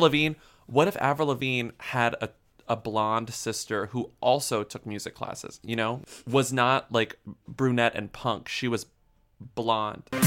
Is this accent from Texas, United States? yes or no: yes; Texas, United States; I'm from Texas